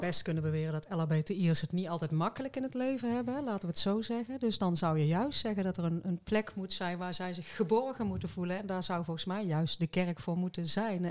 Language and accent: Dutch; Kaatsheuvel, North Brabant, Netherlands; moved away; ik kom zelf oorspronkelijk uit Kaatsheuvel